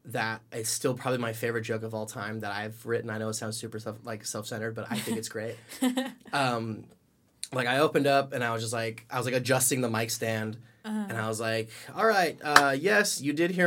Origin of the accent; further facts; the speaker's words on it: Los Banos, California, United States; I wasn't born in Los Banos, mm-hmm. but I moved here when I was about 7 years old